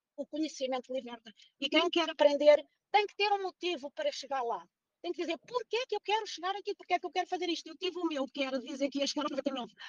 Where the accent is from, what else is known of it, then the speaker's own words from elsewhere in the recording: Portugal; Eu sou portuguesa, tenho 61 anos